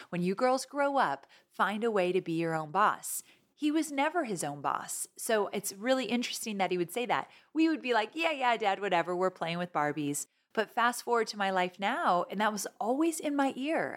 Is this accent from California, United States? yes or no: yes; Orange County, Southern California, United States; We grew up in Southern California, Orange County area.